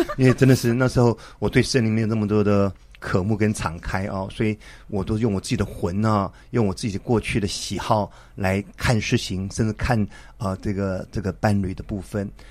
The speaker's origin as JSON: {"language": "Chinese", "region": "Taipei", "country": "Taiwan", "tie": "born or raised there", "said": "我们之前在台北信友堂一起长大的"}